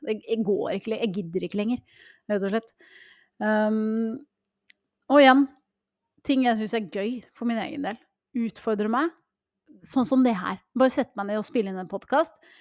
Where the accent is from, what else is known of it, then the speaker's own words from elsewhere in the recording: Norway; vi nordmenn